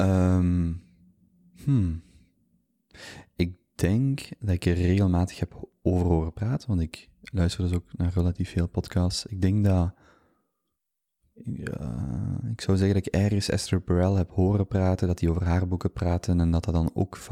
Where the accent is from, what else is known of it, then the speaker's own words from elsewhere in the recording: Genk, Flanders, Belgium; moved away as an adult; now in Antwerp, Belgium; ik ben eigenlijk van Genk. Ik heb daar, uh, ben daar geboren, opgegroeid, tot en met mijn 25ste gewoond